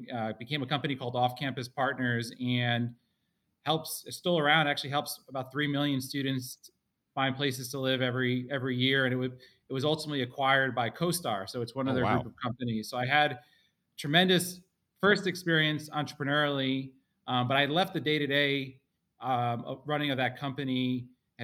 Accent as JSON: {"language": "English", "town": "Spring Valley", "region": "New York", "country": "United States", "tie": "born or raised there", "said": "We grew up in Rockland County in Spring Valley, New York"}